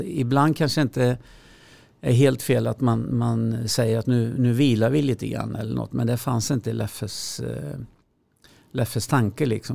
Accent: Skövde, Västra Götaland, Sweden; moved away as an adult; also born or lived in Timmersdala / Borås; now in Tyresö, Sweden; vi flyttade till Skövde när jag var fem år. Och eh, sen med en avstickare i Borås när jag gick första klass så, så har jag bott i Skövde fram till jag var 25 år

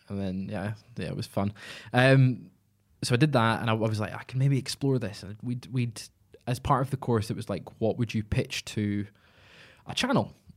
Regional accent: Scotland, United Kingdom; I'm Scottish

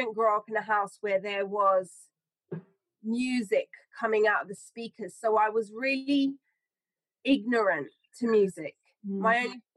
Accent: Hounslow, London, United Kingdom; when I was growing up in Hounslow, I never really felt it was a place of creativity.

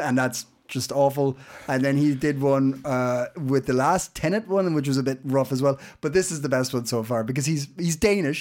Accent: Ireland; now in Copenhagen, Denmark; we all live here in Copenhagen. Uh, I'm Irish

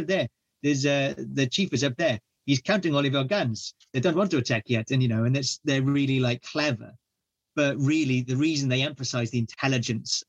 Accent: Wales, United Kingdom; being Welsh

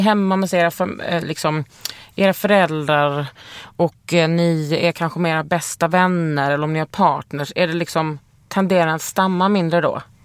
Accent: Lund, Skåne, Sweden; Jag är uppvuxen i Lund

